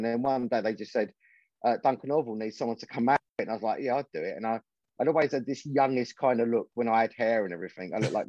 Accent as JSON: {"language": "English", "region": "London", "country": "United Kingdom", "tie": "born or raised there", "also_born_or_lived": "Canvey Island, Essex", "moved": "yes", "said": "I grew up in East Ham in London. Mm-hmm. That's where I'm from originally."}